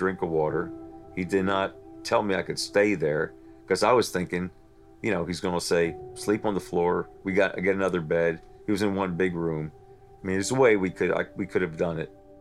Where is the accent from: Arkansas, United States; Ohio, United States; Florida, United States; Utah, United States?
Florida, United States; moved away; where are you from? I said, Florida.